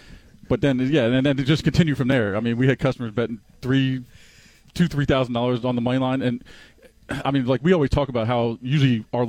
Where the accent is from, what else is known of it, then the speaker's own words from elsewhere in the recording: Florida, United States; moved away; I was growing up in Florida.